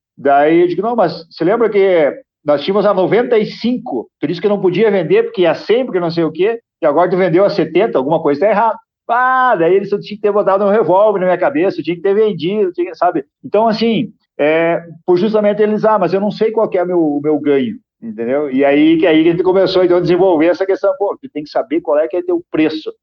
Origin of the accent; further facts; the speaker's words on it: Rio Grande do Sul, Brazil; now in Passo Fundo, Brazil; eu moro em Passo Fundo, né? Sou do Rio Grande do Sul.